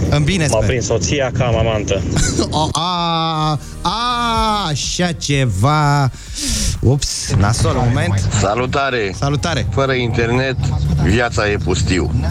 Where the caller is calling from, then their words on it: Bucharest, Romania; din București.